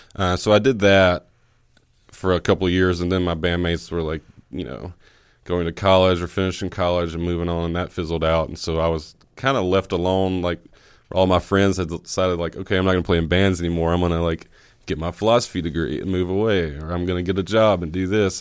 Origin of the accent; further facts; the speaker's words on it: Oxford, Mississippi, United States; also born or lived in Calhoun County, Mississippi; I was actually born in Oxford at the, uh, the hospital here that's just on South Lamar